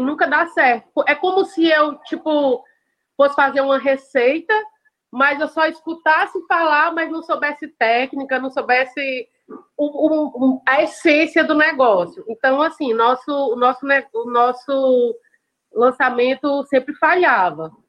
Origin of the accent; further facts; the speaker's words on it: Caucaia, Ceará, Brazil; also born or lived in Fortaleza; eu sou de, do Ceará, eu falo de Calcaia.